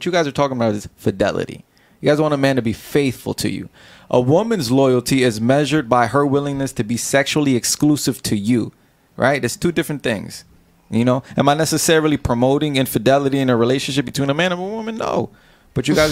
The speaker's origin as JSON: {"language": "English", "town": "Charlotte", "region": "North Carolina", "country": "United States", "said": "I'm from Charlotte"}